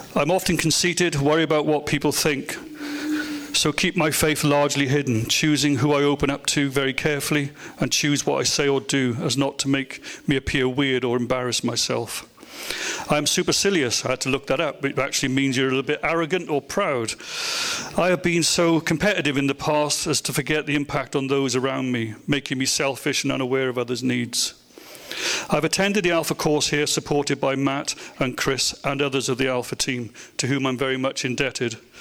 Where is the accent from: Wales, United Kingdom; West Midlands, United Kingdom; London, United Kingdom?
Wales, United Kingdom; Welsh; in my case, baptized, being Welsh